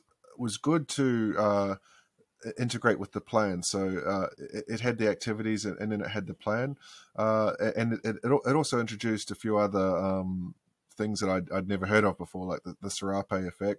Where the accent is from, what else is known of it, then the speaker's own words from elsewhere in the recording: Queensland, Australia; I grew up swimming in Tullabudger Creek.